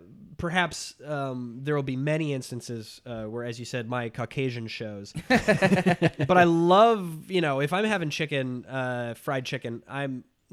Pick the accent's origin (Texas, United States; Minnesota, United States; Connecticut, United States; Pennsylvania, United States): Minnesota, United States; I am from Minnesota.